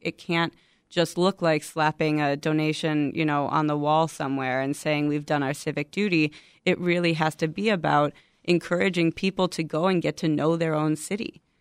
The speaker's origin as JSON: {"language": "English", "town": "Chicago", "region": "Illinois", "country": "United States", "tie": "born or raised there", "said": "I'm from Chicago, born and raised in Chicago"}